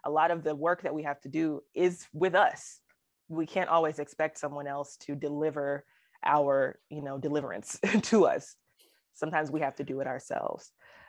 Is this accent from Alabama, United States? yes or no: yes; Alabama, United States; people who don't know that I'm from Alabama, because I don't really have an accent, they'll, you know, when I say, oh, I'm from Alabama